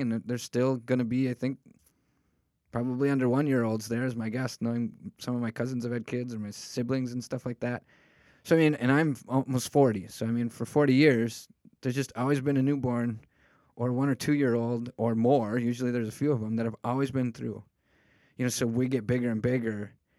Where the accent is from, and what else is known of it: United States